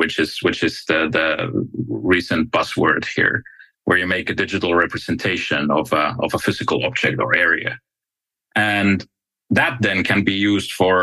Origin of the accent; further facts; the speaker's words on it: Finland; I come from Finland